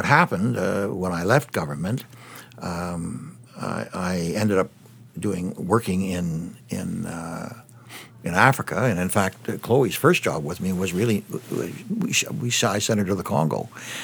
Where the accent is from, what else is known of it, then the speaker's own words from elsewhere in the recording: Windsor, Ontario, Canada; I was born in Windsor, Ontario